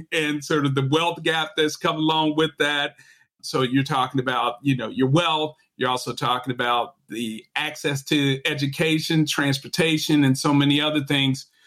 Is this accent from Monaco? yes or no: no; Chicago, Illinois, United States; moved away as an adult; I am a Chicagoan and my mom taught at Beethoven Elementary, which is on 47th Street